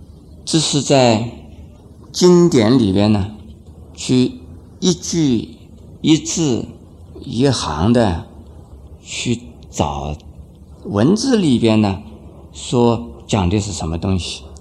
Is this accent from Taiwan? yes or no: no; China; 很多人，特别是我们中国人呢，讲马马虎虎。